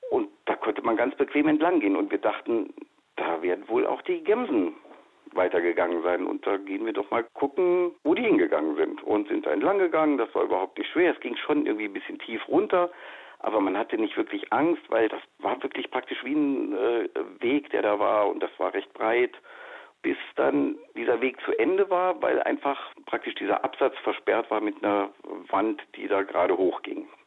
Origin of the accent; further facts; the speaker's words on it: Saarland, Germany; Ich äh, habe schon erwähnt, wir kommen aus dem Saarland